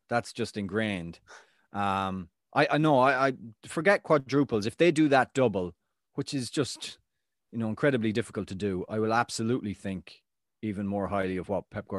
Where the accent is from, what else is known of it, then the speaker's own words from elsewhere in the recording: Ireland; walking down the street, just, you know, I'm Irish.